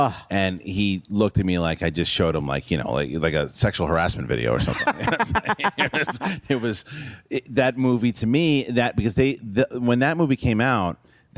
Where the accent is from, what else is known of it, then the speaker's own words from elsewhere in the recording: Queens, New York, United States; Yeah, New York and Queens.